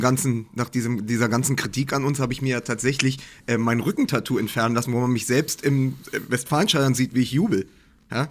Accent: Berlin, Germany; als Berliner

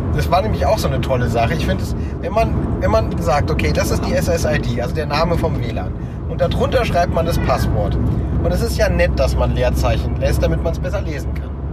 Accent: Germany; als Deutscher

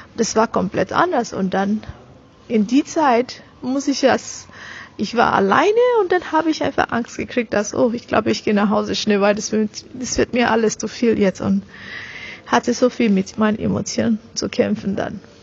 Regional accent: Nigeria; German is a second language; moved away as an adult; now in Germany; ich bin eine reine, meines Wissens reine Nigerianerin. Ich bin aus Nigeria meine Eltern sind aus Nigeria.

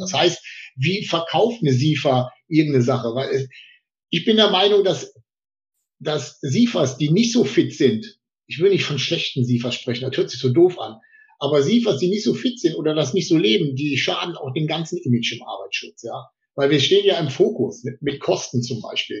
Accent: Potsdam, Brandenburg, Germany; als Potsdamer Junge

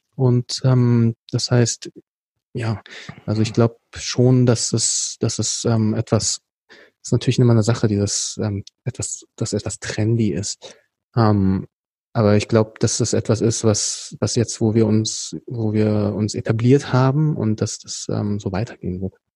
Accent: Berlin, Germany; ich bin dann hier in Berlin geboren und aufgewachsen

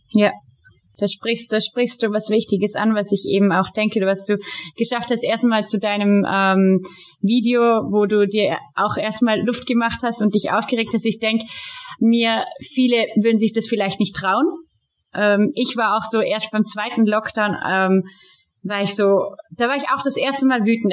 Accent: Austria; hier bei uns in Österreich

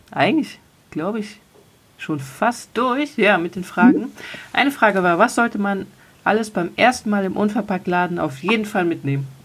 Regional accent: Cologne, North Rhine-Westphalia, Germany; weil ich es als Kölnerin halt geil finde, mir am Kiosk Süßigkeiten zu kaufen.

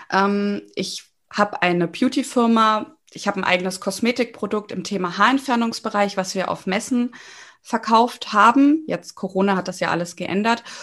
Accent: Giessen, Hesse, Germany; Ja, hallo. Also … ich komme aus Gießen, bin 32 Jahre alt, bin zweifache Mama von zwei Töchtern

